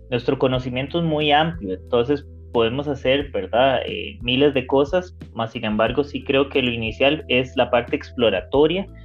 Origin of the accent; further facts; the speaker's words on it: Panama; born there; yo nací en Panamá